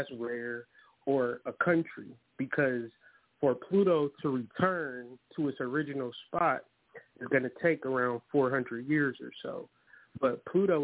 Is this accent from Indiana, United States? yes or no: no; Ohio, United States; moved away as an adult; now in Detroit, United States; I'm from Ohio, but I relocated in 2020 to Detroit, Michigan